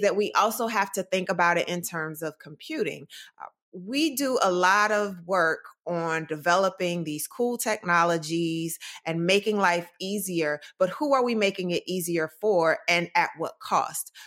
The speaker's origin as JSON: {"language": "English", "town": "Durham", "region": "North Carolina", "country": "United States", "tie": "born or raised there", "moved": "yes", "said": "I'm from Durham, North Carolina, born and raised"}